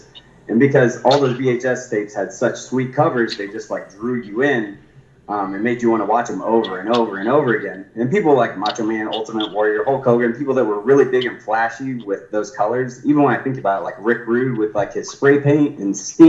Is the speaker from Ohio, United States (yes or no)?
no; Thor, Iowa, United States; also born or lived in Tulsa; I was born in Tulsa, Oklahoma. My dad's family is from, and my mom's family is from Iowa. So when I was 10, we moved up to Iowa, a little town called Thor, Iowa